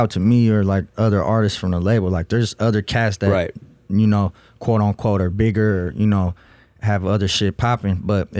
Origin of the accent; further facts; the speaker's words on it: Russia; English is a second language; moved away; I was born in Russia, so you know, English isn't even my first language.